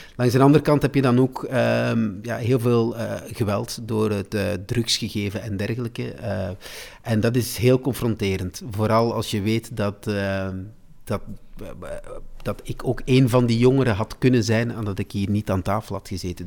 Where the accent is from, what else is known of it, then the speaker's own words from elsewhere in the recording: De Klinge, Flanders, Belgium; also born or lived in Salvador da Bahia, Brazil; dat is eigenlijk mijn, mijn, mijn, mijn dorp waar ik ben opgegroeid. Dat is in De Klingen, in het Waasland.